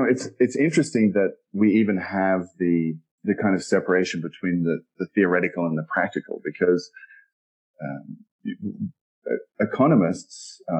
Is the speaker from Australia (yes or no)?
yes; Australia; accent: Australian; moved away; also born or lived in London; My accent is Australian. It's a little buried from having spent so much time abroad. But I first moved from Australia.